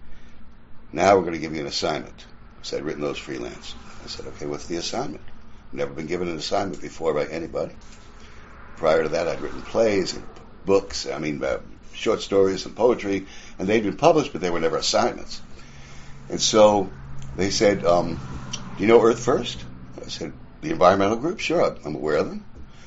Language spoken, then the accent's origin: English; New York City, New York, United States; I'm an Irish kid from Queens, New York. I was born in 51.